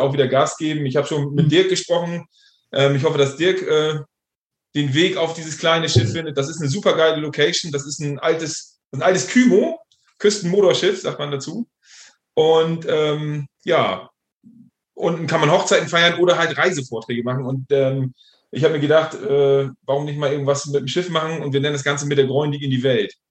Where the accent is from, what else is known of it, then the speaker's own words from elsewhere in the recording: Stade, Lower Saxony, Germany; Ich komme ja aus der schönen Hansestadt Stade.